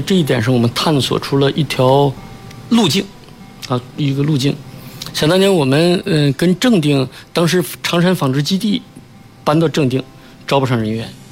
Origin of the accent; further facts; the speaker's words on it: China; 我们中国人